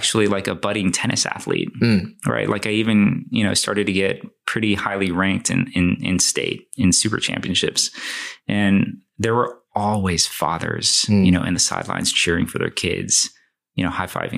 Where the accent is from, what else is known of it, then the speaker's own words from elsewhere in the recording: Houston, Texas, United States; I was born in Houston, Texas, right? To Chinese/Taiwanese citizens that immigrated here. I think they came here to go to university. We grew up in A-Leaf, which is, as of today, a not so nice part of Houston